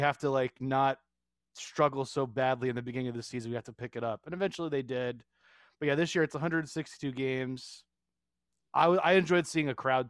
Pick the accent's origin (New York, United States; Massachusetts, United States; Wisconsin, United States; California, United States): New York, United States; I grew up in New York and I am a diehard Yankees fan